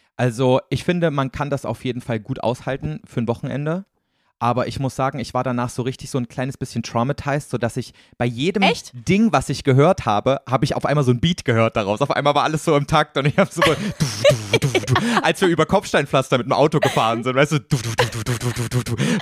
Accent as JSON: {"language": "German", "region": "Thuringia", "country": "Germany", "tie": "born or raised there", "moved": "yes", "said": "hier quasi in meiner Heimat in Thüringen"}